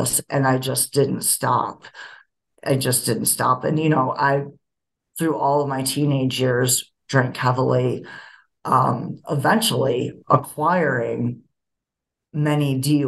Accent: Rochester, New York, United States; now in Denver, United States; I was born in Rochester, New York

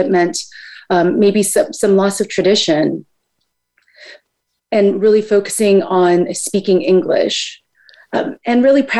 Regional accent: United States; I am both Filipina, and I know I am a product of the United States. So I am American as well.

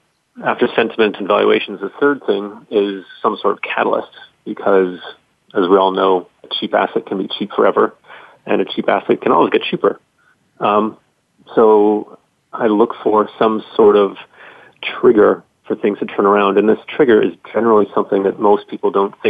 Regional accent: Spain; also born or lived in Russia; Well, I've lived outside the United States for most of my life. I grew up in Spain, and then I lived in Russia for about 9 years.

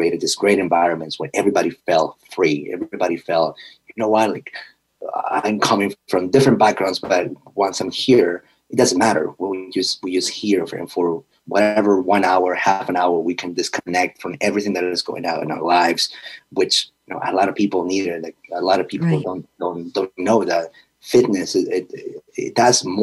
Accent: Peru; now in United States; growing up in Peru, being darker skin

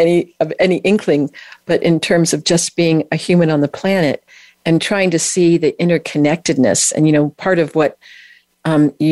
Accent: California, United States; I'm from California

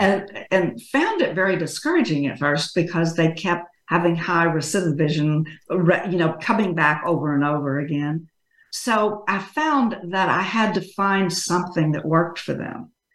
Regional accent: Texas, United States; I grew up in Texas though, so as you can tell from my speech, I'm a Texas girl. Always lived here

